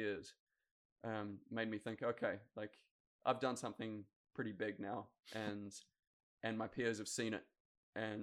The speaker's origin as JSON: {"language": "English", "country": "New Zealand", "tie": "born or raised there", "said": "Growing up in New Zealand, the Olympics is king"}